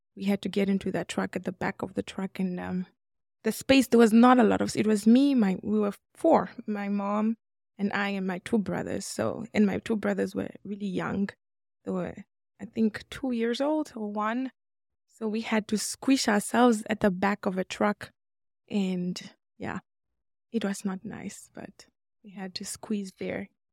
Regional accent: Namibia; moved away as an adult; also born or lived in Democratic Republic of the Congo; now in Boise, United States; I am born in Congo, but I was raised in Namibia.

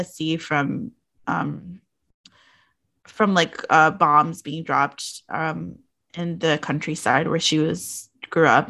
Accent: New York City, New York, United States; as someone who grew up in like New York City, which I had my own set of like wild circumstances growing up in the Bronx, in the South Bronx in the 80s and 90s

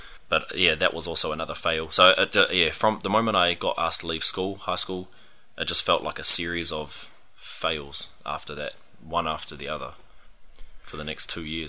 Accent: Australia; Well, actually, when I was growing up in Aussie, a lot of my sports surrounded rugby or rugby league.

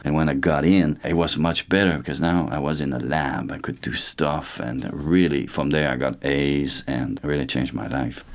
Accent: Saint-Louis-de-France, Quebec, Canada; born or raised there; moved away; also born or lived in Trois-Rivières, Quebec

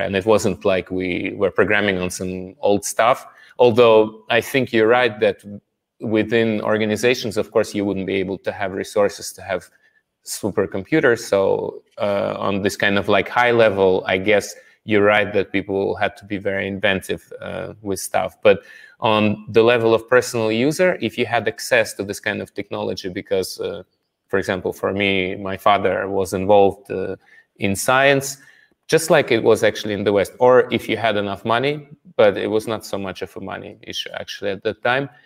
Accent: Russia; moved away as an adult; now in Paris, France; I'm from Russia

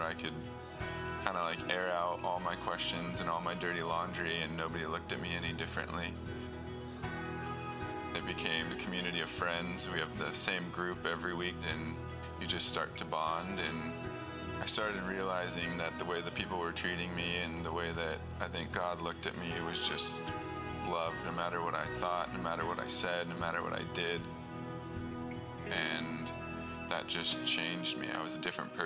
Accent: Long Beach, California, United States; I grew up in Long Beach, California

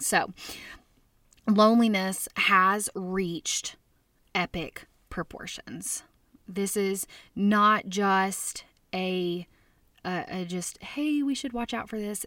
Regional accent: Little Rock, Arkansas, United States; I grew up in Little Rock, Arkansas

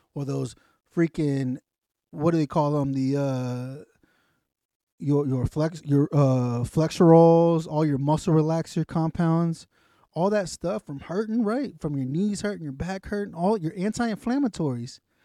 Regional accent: the South, United States; I'm from the South.

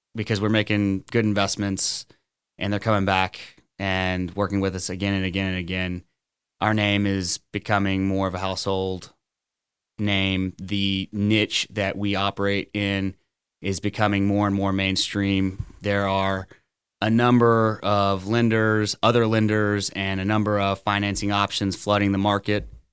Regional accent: Orange, Texas, United States; Born and raised in Orange, Texas

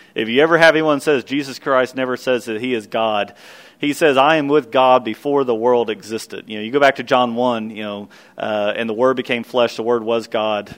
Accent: Kentucky, United States; the little little church I grew up in in Kentucky

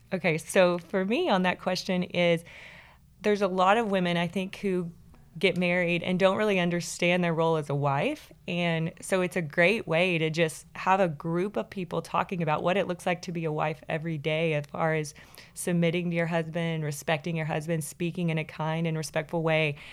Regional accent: Kilgore, Texas, United States; I grew up in Kilgore, Texas

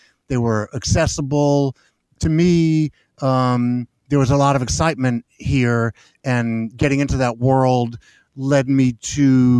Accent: Memphis, Tennessee, United States; I'm born and raised in Memphis.

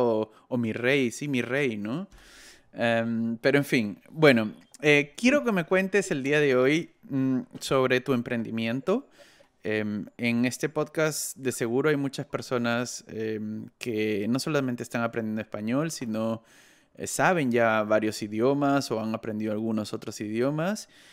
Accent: Lima, Peru; moved away; also born or lived in Bogotá, Colombia; Yo vengo de una ciudad muy grande que es Lima

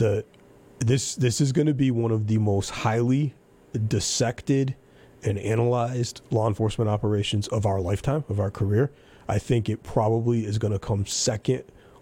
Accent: United States; as an American

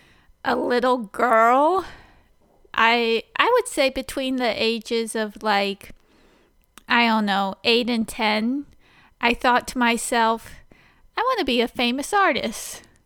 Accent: Ijamsville, Maryland, United States; Oh, well, I grew up on 2.5 acres in Imesville, Maryland. I guess that's in Frederick County. And we grew up across from a cow pasture as well.

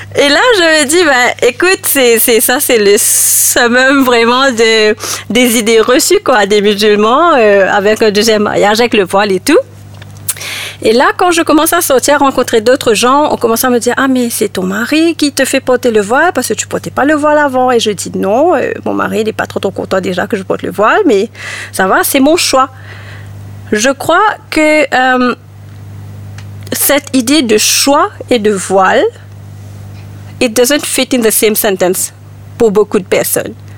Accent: Mauritius; moved away as an adult; also born or lived in Ireland; j'ai vécu à Maurice jusqu'à l'âge de 21 ans. À 21 ans, j'ai quitté Maurice pour aller en Irlande et j'ai vécu là-bas euh, 10 ans

